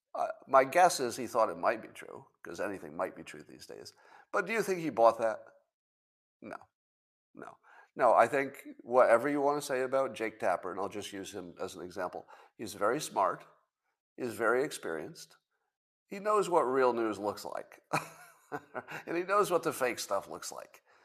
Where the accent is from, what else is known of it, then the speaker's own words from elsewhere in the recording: United States; I'm an American